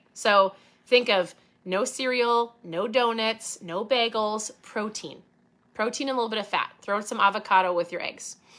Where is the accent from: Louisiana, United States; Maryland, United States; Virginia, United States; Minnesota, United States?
Minnesota, United States; I say pop 'cause I'm from Minnesota.